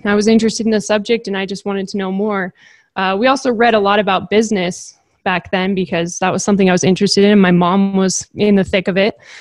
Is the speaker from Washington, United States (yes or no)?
no; Napa, California, United States; I grew up in Napa, California.